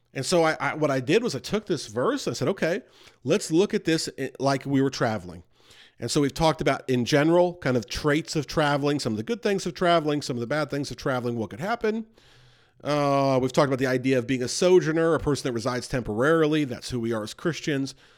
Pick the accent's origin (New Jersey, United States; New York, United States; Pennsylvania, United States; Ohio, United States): New York, United States; I grew up near New York.